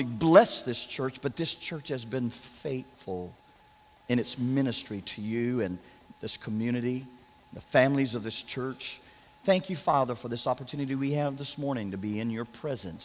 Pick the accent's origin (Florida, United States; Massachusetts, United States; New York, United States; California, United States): Florida, United States; I'm from Florida